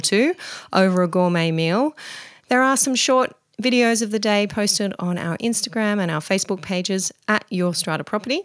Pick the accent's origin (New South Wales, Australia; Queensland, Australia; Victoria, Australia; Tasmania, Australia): New South Wales, Australia; Mudgee; my hometown of Mudgee, Central West New South Wales